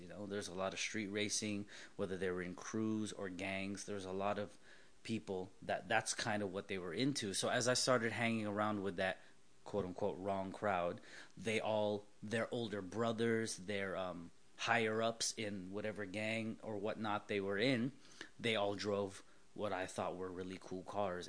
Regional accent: Southern California, United States; born and raised in Southern California

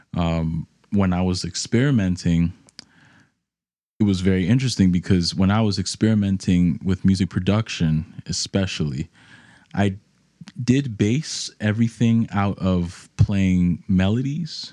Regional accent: New York City, New York, United States; moved away as an adult; now in Nashville, United States; growing up in New York, you're exposed to hip hop, um, amongst other genres, um, especially where I was in the, in the Bronx

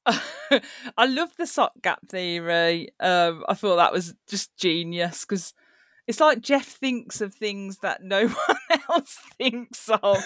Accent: Birmingham, West Midlands, United Kingdom; accent: Brummie; my accent goes on, on Birmingham, so I'm a Brummie, is what I'm classed as

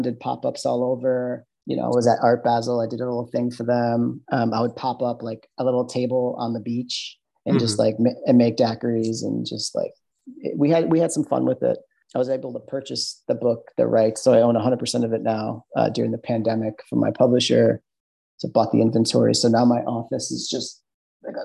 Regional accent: Midwest, United States; accent: Midwestern; my Midwestern accent

